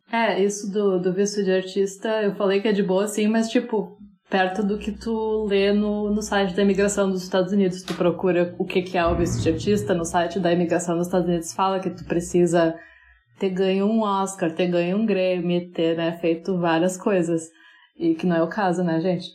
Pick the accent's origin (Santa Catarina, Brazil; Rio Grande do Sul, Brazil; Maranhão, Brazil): Rio Grande do Sul, Brazil; Porto Alegre; moved away as an adult; now in United States; eu sou de Porto Alegre